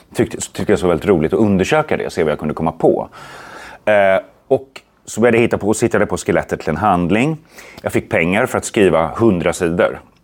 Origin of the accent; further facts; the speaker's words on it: Sweden; jag är en svensk skräckförfattare